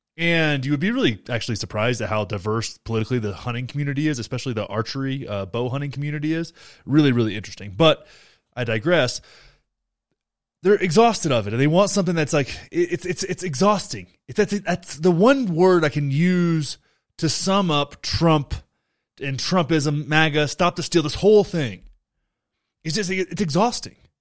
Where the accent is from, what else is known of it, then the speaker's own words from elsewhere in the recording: Young County, Texas, United States; Beto got six hundred and twenty-seven votes in my home county